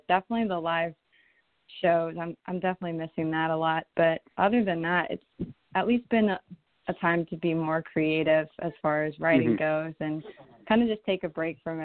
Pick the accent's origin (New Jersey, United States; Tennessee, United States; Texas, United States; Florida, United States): Florida, United States; Orlando; I'm originally from Orlando, Florida, and I was always a really, really shy kid growing up